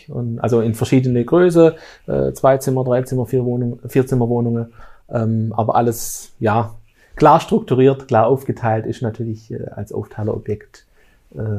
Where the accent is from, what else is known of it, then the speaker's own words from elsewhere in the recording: Lake Constance, Germany; ich komme ja aus der Bodenseeregion, das ist bei uns alles etwas ländlich